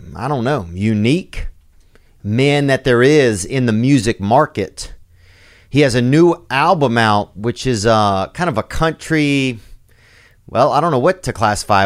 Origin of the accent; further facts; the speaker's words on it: Louisiana, United States; I grew up in Louisiana